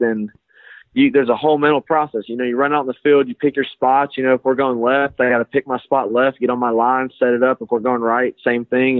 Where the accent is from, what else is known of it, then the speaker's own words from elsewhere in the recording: Alabama, United States; I'm from Alabama